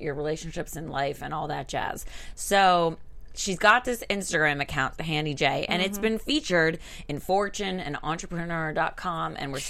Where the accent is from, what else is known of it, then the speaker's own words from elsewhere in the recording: Miami, Florida, United States; now in Los Angeles, United States; I'm from Miami